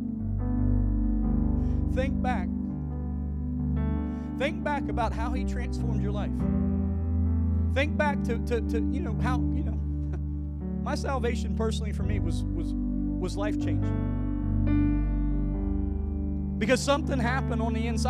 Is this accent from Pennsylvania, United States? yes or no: no; West Virginia, United States; We're from West Virginia